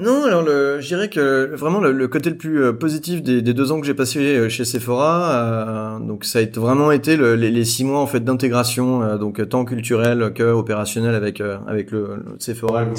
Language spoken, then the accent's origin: French; France; moved away as an adult; also born or lived in Beijing / Jakarta / Singapore; now in Hong Kong; je suis français